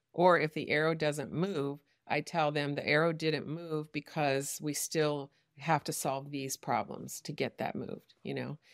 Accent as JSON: {"language": "English", "country": "United States", "said": "I'm an American who only speaks English"}